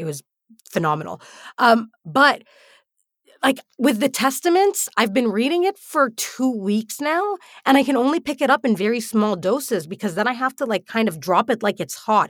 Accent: United Arab Emirates; Now, growing up in the UAE, I never heard of Canadian fiction. In fact, despite being a Canadian citizen throughout my entire upbringing, I did not know that Canadians had their own literature.

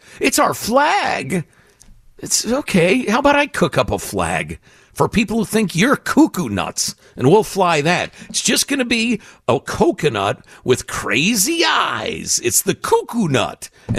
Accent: California, United States; now in Wilmington, United States; I was at a gathering here in Wilmington, North Carolina, chatting with a woman about the fact that I was from California and didn't want a bunch of Californians to turn the Carolinas into California.

